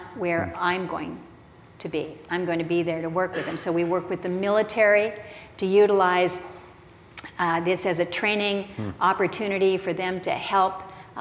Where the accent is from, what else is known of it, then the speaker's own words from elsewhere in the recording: Alaska, United States; I come from Alaska